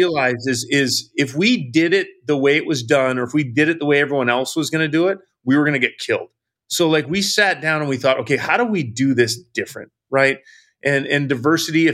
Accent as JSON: {"language": "English", "area": "Vancouver Island", "region": "British Columbia", "country": "Canada", "moved": "yes", "lives_now": "United States", "said": "I was originally from Vancouver Island, came to the United States to play hockey"}